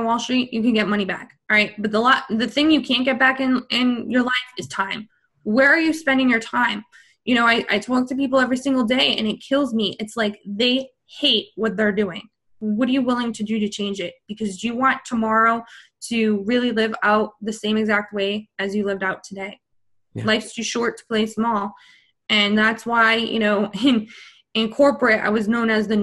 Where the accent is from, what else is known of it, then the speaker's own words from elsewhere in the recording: New York City, New York, United States; I'm from New York City.